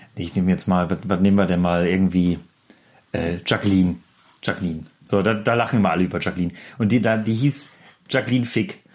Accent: the North, Northern Germany, Germany; Bei uns im Norden

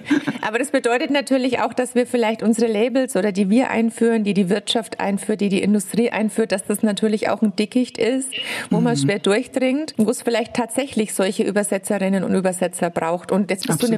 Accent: Bavaria, Germany; komme ich ja aus Bayern

